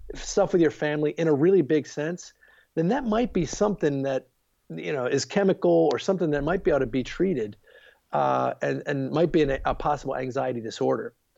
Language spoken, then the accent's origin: English; Baltimore, Maryland, United States; moved away as an adult; also born or lived in Charlottesville, Virginia / Virginia Beach, Virginia / Harrisonburg, Virginia; now in outside Washington D.C., United States; I grew up in Baltimore, Maryland